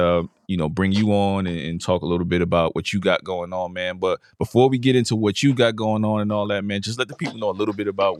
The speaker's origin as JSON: {"language": "English", "region": "New York", "country": "United States", "tie": "born or raised there", "moved": "yes", "lives_now": "Virginia, United States", "said": "I've been away from New York way longer than I grew up there"}